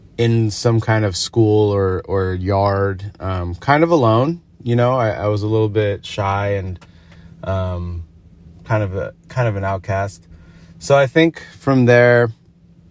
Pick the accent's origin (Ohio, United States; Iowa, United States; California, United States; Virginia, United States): California, United States; Agoura Hills; also born or lived in North Hollywood, Los Angeles; I was born in North Hollywood, and then after like third grade, probably like the second part of elementary school, my parents moved up to Agoura Hills, which is a little past Calabasas.